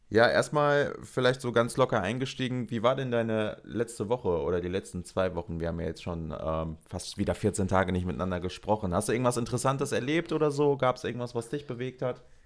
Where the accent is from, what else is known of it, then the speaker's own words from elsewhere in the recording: North Rhine-Westphalia, Germany; ich komme aus NRW